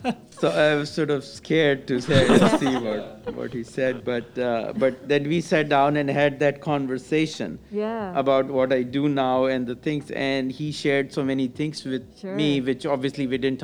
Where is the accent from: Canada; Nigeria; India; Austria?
India; moved away as an adult; also born or lived in United Kingdom; now in United States; I came from India to US to study.